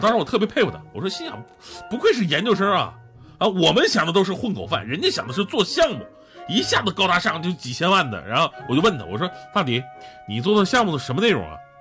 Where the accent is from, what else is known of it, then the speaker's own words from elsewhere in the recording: Northeast China, China; 我们东北人呢，真的不是这样的